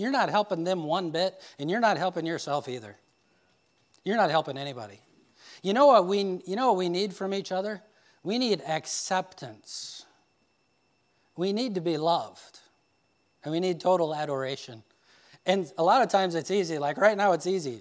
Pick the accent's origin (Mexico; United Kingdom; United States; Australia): United States; Indiana; I'm this guy from Indiana